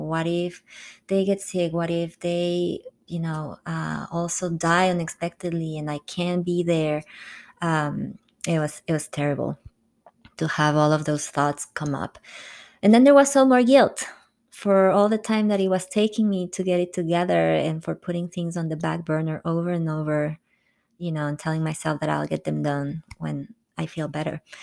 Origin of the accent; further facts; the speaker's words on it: Quito, Pichincha, Ecuador; moved away as an adult; also born or lived in France; my hometown, Quito